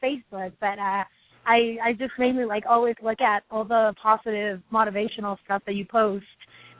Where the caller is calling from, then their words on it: Berkeley, California, United States; I'm calling from Berkeley.